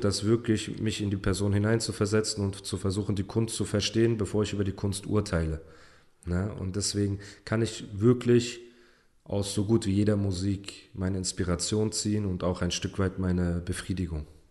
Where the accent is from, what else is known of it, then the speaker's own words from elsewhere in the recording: Germany; first language German; dass ich hier geboren bin und mit der deutschen Sprache aufgewachsen bin